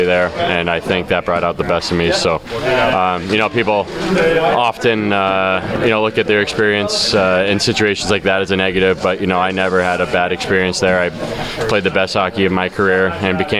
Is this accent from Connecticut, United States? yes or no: yes; Connecticut, United States; being from Connecticut